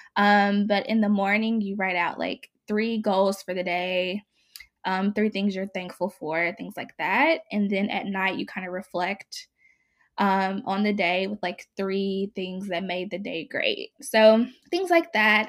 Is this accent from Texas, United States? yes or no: no; Mississippi, United States; now in Oakland, United States; I am currently based in Oakland, California, and I was born and raised in Mississippi.